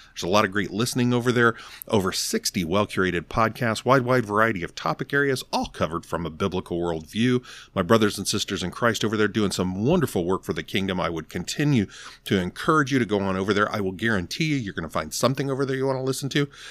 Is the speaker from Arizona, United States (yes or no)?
yes; Arizona, United States; growing up in Arizona, drinking the mineral y water